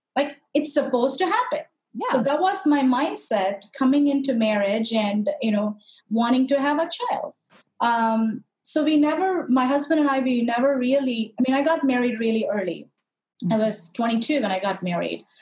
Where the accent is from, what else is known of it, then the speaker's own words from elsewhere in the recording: Madurai, Tamil Nadu, India; moved away; I'm originally from India, uh, very specifically south of India, from a city called Madurai, which is very, very famous for a really old, old temple called the Meenakshi Temple